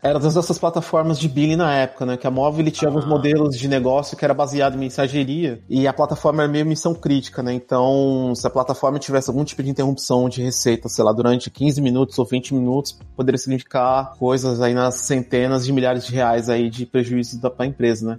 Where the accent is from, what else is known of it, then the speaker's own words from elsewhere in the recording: São Paulo, Brazil; moved away as an adult; now in Berlin, Germany; Eu sou de São Paulo, morei quase minha vida inteira em São Paulo, mas hoje eu moro fora do Brasil, moro em Berlim, aqui na Alemanha